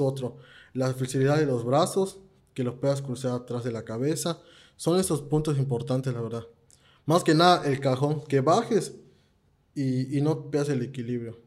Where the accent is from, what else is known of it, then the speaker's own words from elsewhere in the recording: Campeche, Mexico; yo soy de Campeche